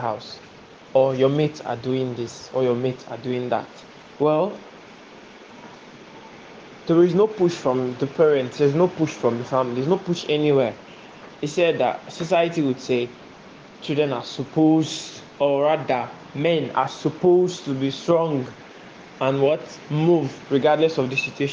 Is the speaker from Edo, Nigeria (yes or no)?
no; Warri, Delta, Nigeria; I'm from Warri Delta State.